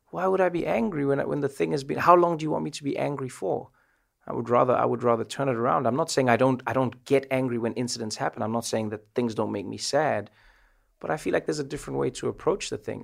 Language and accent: English; South Africa; moved away as an adult; now in United States